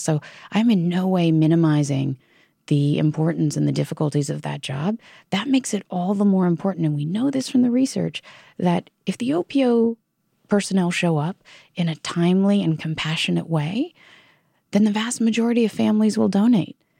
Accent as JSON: {"language": "English", "region": "Virginia", "country": "United States", "said": "my home state of Virginia"}